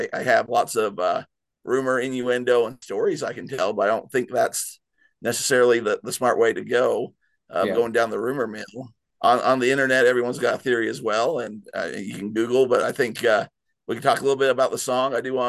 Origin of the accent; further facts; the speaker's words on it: Nephi, Utah, United States; moved away; growing up in Nephi